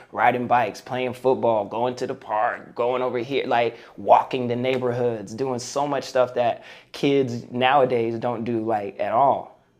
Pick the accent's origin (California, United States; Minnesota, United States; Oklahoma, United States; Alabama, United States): California, United States; Moreno Valley; also born or lived in Fullerton, California / Los Angeles, California; And then we moved to Moreno Valley. Well, it was actually Sunnymead at the time. And from that time until I moved to L.A. when I was 20, I lived in Moreno Valley and grew up in an entirely Mexican neighborhood.